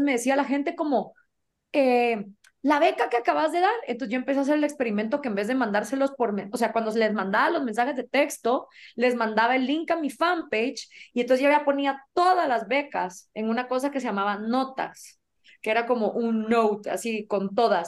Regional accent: Guatemala

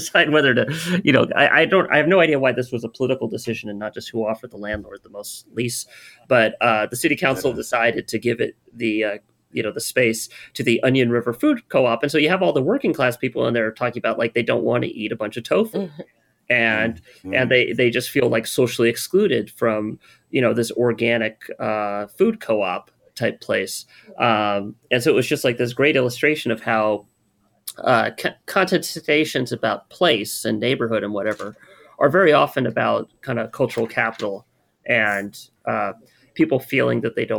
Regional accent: California, United States; I'm from California.

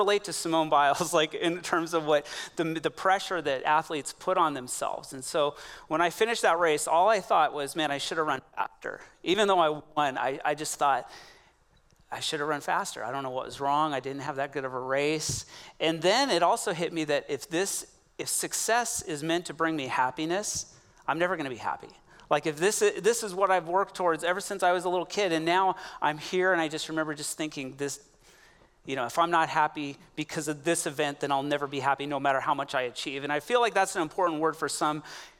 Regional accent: Coos Bay, Oregon, United States; now in Bend, United States; my hometown is Coos Bay, Oregon. That's where I grew up

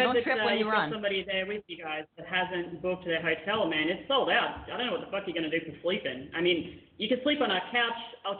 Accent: Australia; now in Philippines

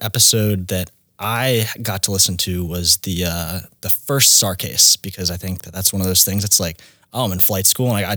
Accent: Houston, Texas, United States; now in Mobile, United States; I grew up in the Houston area

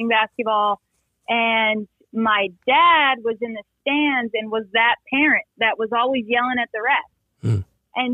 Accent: Westfield, Massachusetts, United States; moved away as an adult; also born or lived in Pittsburgh, Pennsylvania; I grew up in Westfield, Massachusetts

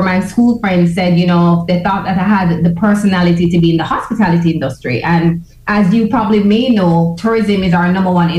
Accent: Kingston, Jamaica; And because I am from Jamaica, I've always been seen as nuff.

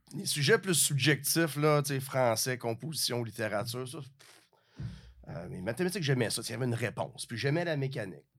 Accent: Rivière-du-Loup, Quebec, Canada; je viens de, la région, je viens du Bas-Saint-Laurent, petite ville, Rivière-du-Loup

